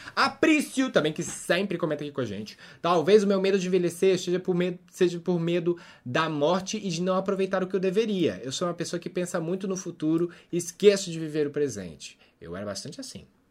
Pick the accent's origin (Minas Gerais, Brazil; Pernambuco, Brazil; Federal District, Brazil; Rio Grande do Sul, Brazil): Minas Gerais, Brazil; Eu, como mineira, sou